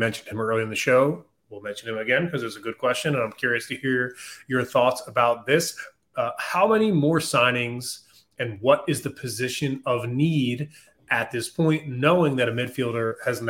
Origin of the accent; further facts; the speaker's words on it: Philadelphia, Pennsylvania, United States; now in Charlotte, United States; I'm from Philadelphia